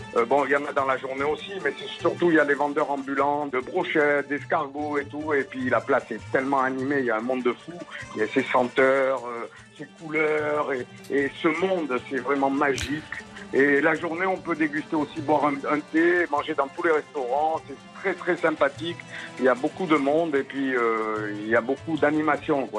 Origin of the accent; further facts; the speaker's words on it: Toulouse, Occitania, France; moved away as an adult; now in Marrakech, Morocco; je suis de Toulouse